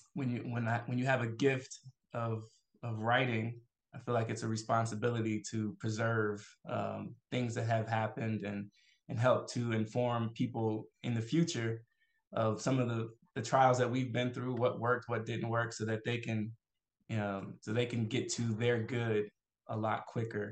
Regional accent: Atlanta, Georgia, United States; also born or lived in Fort Worth, Texas / Abiquiu, New Mexico; when I was about 9 or 10, my family moved to Atlanta, and we grew up in the Imam Jamil Alameen's community

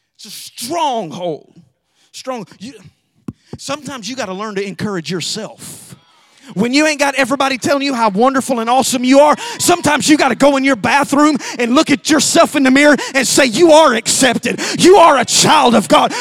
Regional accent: Alabama, United States; moved away; we love we love to grow food, our own food in Alabama. We lived in a really small town

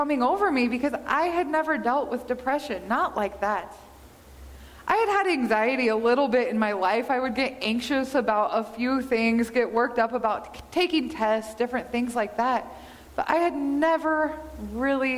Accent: Kansas, United States; now in Montana, United States; Growing up in Kansas, we have shorter winters or shorter days during the winter

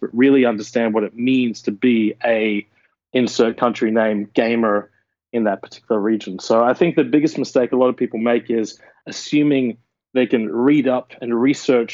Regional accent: Australia; moved away as an adult; I love my home country. I love Australia

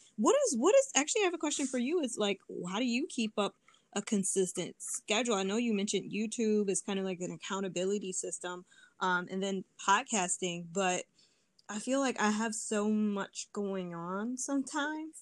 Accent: Detroit, Michigan, United States; growing up in Detroit, we uh, went, me and my siblings, we went to Detroit public schools

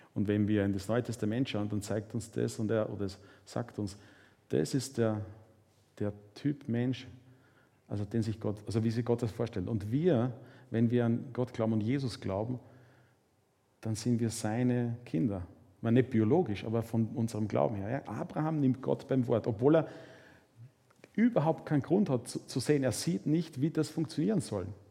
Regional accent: Mühlviertel, Upper Austria, Austria; Ich komme aus dem Müllviertel

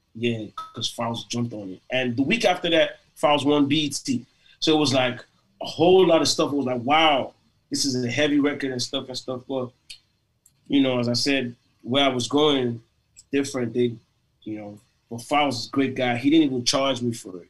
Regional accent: Lagos, Nigeria; moved away as an adult; also born or lived in Port Harcourt, Nigeria; now in United States; I was born in Lagos, raised in Lagos.

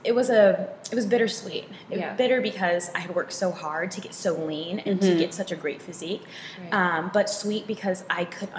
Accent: Texas, United States; now in Seattle, United States; I grew up in Texas

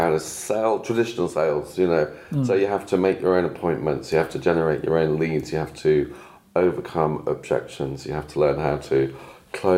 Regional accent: Cornwall, South West England, United Kingdom; moved away as an adult; also born or lived in London; And the reason I ended up in Cornwall, where I am from, I was born here. I am from Cornwall.

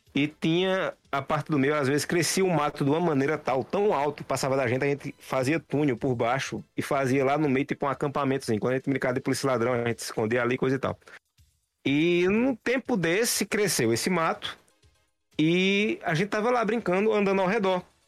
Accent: Santa Cruz do Capibaribe, Pernambuco, Brazil; now in Caruaru, Brazil; na cidade que eu morava, Santa Cruz

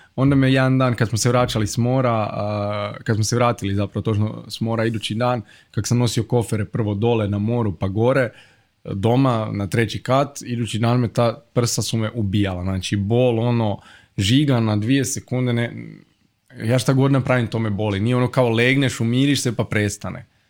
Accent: Zagreb, City of Zagreb, Croatia; ja sam iz Zagreba, iz Gajnica, i to je ono baš pravi kvart

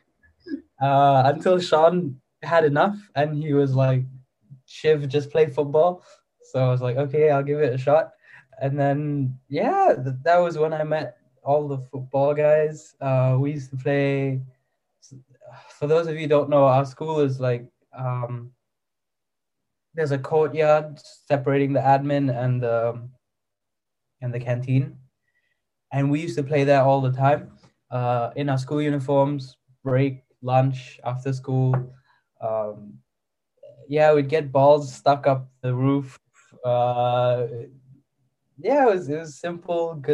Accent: Malaysia; moved away as an adult; also born or lived in Saudi Arabia; now in United Kingdom; I was born in Malaysia. And then I was raised there for like 3 years. And then after that, because my dad's job, we flew to Saudi Arabia. And we lived there for 5 years. Then when I came back

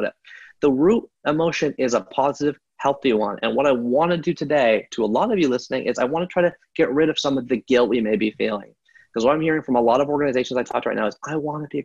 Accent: Canada; I was born in Canada in 1979

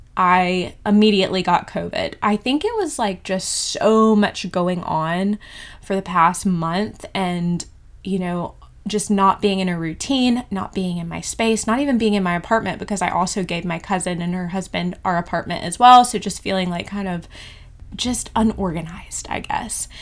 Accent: Georgia, United States; moved away as an adult; also born or lived in Bali; now in New Zealand; I am from Georgia, in the USA

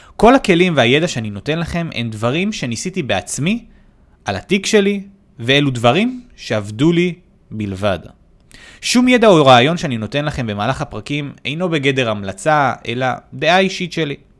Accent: Haifa, Haifa District, Israel; במקור נולדתי וגדלתי בחיפה

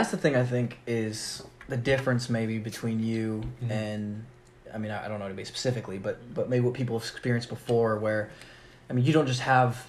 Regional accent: Southern California, United States; now in Texas, United States; Yeah, I mean, I was originally from Southern California. Not necessarily San Diego, but my grandparents lived there.

